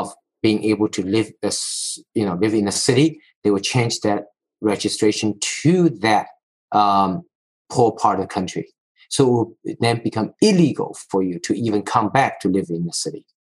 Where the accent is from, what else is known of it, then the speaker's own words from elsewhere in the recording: China; now in United States; I grew up in China during a pretty crazy period of time called Cultural Revolution